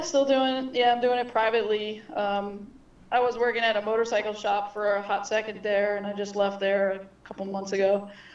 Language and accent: English; Baltimore, Maryland, United States; moved away as an adult; also born or lived in San Francisco; now in New Orleans, United States; born and raised in Baltimore, Maryland